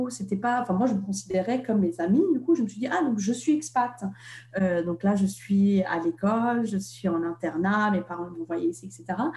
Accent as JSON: {"language": "French", "country": "Russia", "tie": "born there", "said": "alors que moi je suis née en Russie"}